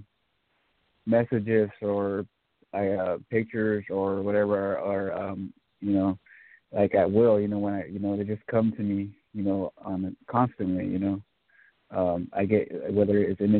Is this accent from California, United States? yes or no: yes; California, United States; now in Texas, United States; I'm from California, but I'm currently residing in Texas